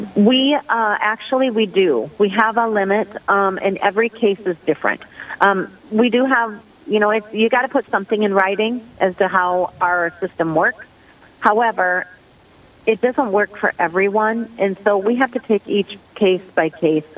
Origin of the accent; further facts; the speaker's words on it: Sioux Falls, South Dakota, United States; I am originally from Sioux Falls, South Dakota.